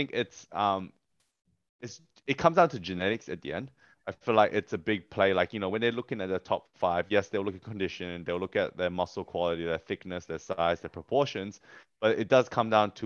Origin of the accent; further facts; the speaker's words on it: Australia; as an Australian athlete